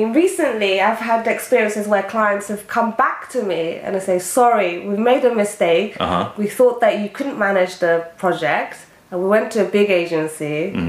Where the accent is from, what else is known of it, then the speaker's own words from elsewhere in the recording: Japan; born there; So, for people who don't know me, I was born in Japan